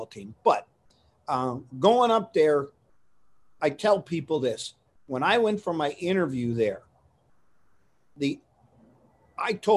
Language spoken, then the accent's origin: English; Coal Region, Pennsylvania, United States; Being raised, born and raised in the Coal Region